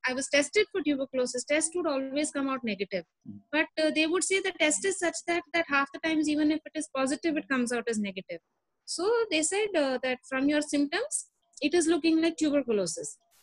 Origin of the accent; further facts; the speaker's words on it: Delhi, India; I was born and brought up in Delhi